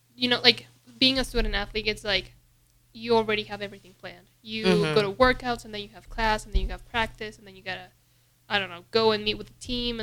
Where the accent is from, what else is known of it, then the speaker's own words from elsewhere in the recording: Mexico; now in Lincoln, United States; I'm from Mexico.